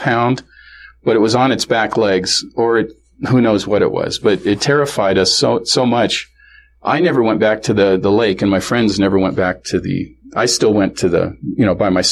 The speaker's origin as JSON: {"language": "English", "town": "Kenmore", "region": "Washington", "country": "United States", "tie": "born or raised there", "also_born_or_lived": "Seattle", "said": "This is in Seattle, or grew up in Kenmore, which is the north end of Seattle, north end of Lake Washington, that area"}